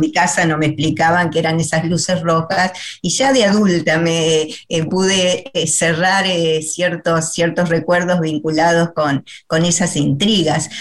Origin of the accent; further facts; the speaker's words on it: Paraná, Entre Ríos, Argentina; moved away; yo soy de Paraná